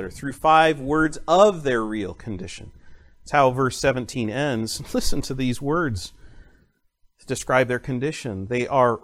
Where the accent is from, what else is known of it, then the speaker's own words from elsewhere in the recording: United States; as an American college student